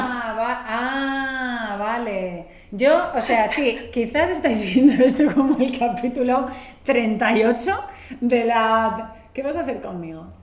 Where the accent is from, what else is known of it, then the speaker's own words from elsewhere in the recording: Catalonia, Spain; yo soy catalana